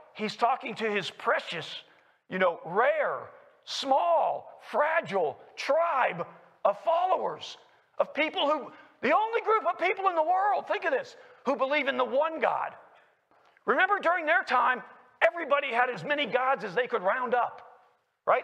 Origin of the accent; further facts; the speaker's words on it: Lexington, Kentucky, United States; moved away as an adult; also born or lived in Washington, D.C.; I was born in Lexington, Kentucky, and raised there